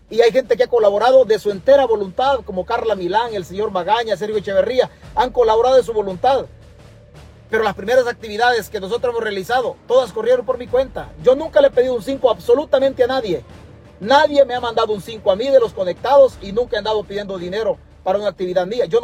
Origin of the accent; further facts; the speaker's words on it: El Salvador; moved away; Pero también yo soy parte de esa patria. Es que el huevo aquí es que nosotros ya hace rato nos vinimos del Salvador. Pero la tierra no puede salir del pensamiento de nosotros.